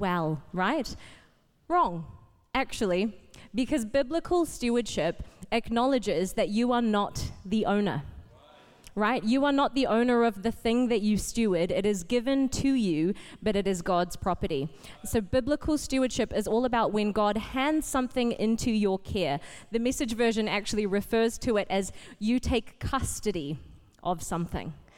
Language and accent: English; Auckland, New Zealand; also born or lived in Fiji / Papakura; I grew up at Botany. I started coming here when I was 5, back in 97, when we moved to New Zealand from Fiji.